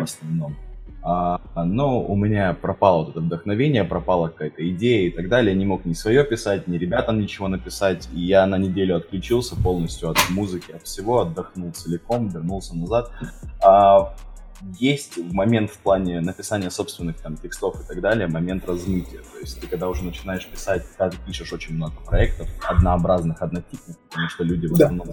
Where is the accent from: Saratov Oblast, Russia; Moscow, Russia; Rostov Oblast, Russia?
Rostov Oblast, Russia; Rostov-on-Don; Я и сам из Ростова-на-Дону